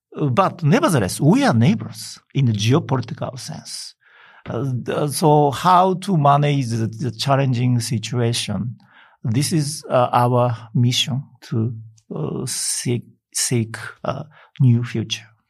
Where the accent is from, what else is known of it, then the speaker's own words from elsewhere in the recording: Hokkaido, Japan; I came from Hokkaido, the local areas